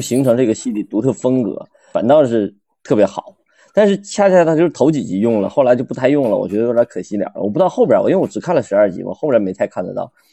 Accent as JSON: {"language": "Chinese", "region": "Northeast China", "country": "China", "said": "我们东北人"}